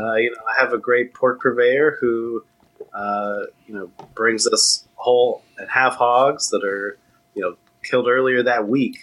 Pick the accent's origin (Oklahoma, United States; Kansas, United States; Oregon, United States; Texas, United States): Texas, United States; Austin; also born or lived in Southern California / Tallahassee, Florida / New York City; I grew up in Austin. I was born in Southern California